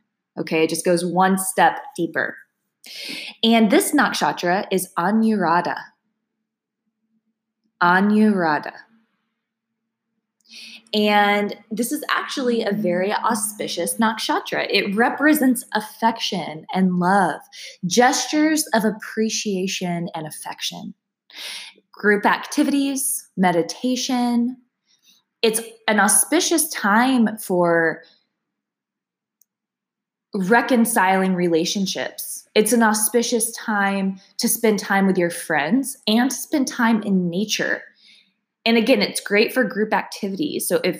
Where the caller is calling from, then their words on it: Austin, Texas, United States; keep in mind, I'm coming from Austin, Texas, so the degrees are going to vary a little bit.